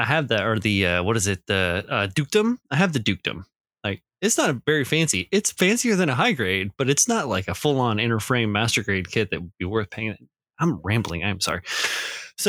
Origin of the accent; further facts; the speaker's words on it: Midwest, United States; growing up in the Midwest, in the 80s